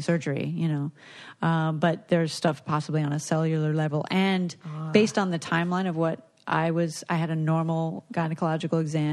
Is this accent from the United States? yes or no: yes; South Florida, United States; moved away; Baptist Hospital, which is where I was born